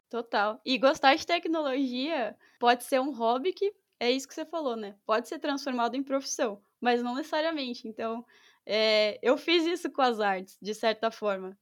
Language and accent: Portuguese; São Paulo, Brazil; eu sou de São Paulo